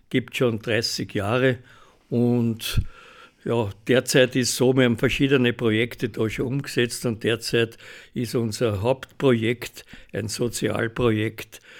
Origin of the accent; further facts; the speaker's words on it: Hollabrunn, Lower Austria, Austria; ich bin ein Urhollerbrunner, wenn du so nimmst, jetzt nicht mehr in Hollerbrunn wohnhaft, aber ich bin in Hollerbrunn aufgewachsen